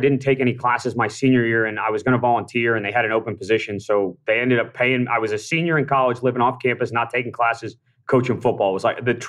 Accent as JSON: {"language": "English", "town": "Wellesley", "region": "Massachusetts", "country": "United States", "tie": "born or raised there", "said": "Yeah, I moved to Mass when I was 7. So I grew up just outside Boston in Wellesley, Massachusetts."}